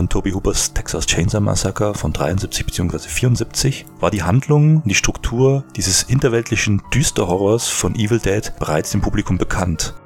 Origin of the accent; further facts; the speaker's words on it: Germany; bei uns in Deutschland